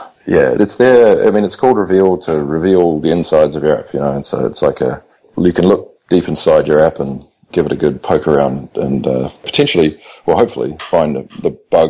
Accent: New Zealand; now in Australia; I'm almost an Aussie. I've been here for 10 years or nearly 10 years. So, and considering becoming a citizen, so I'll be an adopted Aussie at some point.

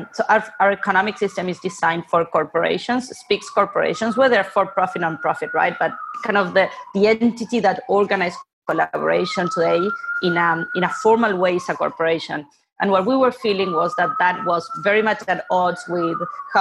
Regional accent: Buenos Aires, Argentina; moved away; I'm originally from Argentina, born and raised in Buenos Aires.

